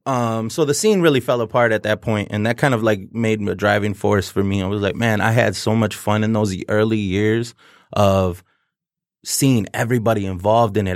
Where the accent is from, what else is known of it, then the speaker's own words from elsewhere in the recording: Detroit, Michigan, United States; I grew up, born and raised in South Detro-, Southwest Detroit